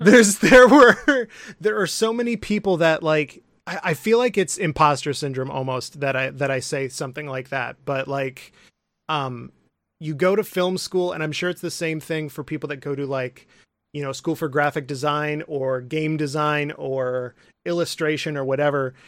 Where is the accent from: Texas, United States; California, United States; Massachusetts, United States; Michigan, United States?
Michigan, United States; Midland; I'm from Midland, Michigan, um, which is a little town